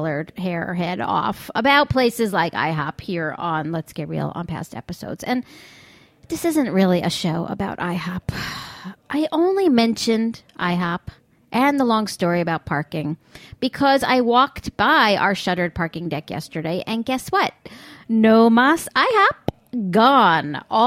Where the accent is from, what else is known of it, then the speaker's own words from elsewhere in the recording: East Setauket, Long Island, New York, United States; my hometown of East Etowicoke, Long Island